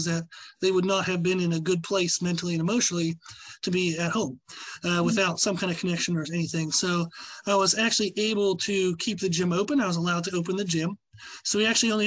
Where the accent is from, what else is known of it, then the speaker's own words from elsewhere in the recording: Pennsylvania, United States; moved away; But where I grew up in Pennsylvania was a really small town